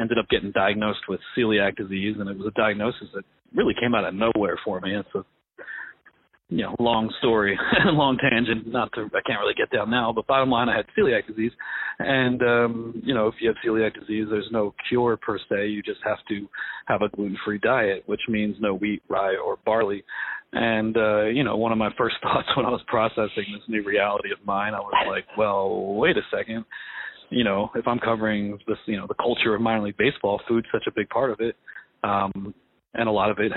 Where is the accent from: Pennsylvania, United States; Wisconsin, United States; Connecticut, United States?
Pennsylvania, United States; also born or lived in New York City; I'm from New York City. I grew up in Pennsylvania.